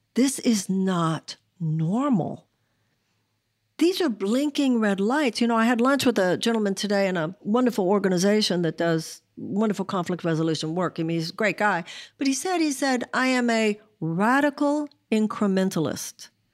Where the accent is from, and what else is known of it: United States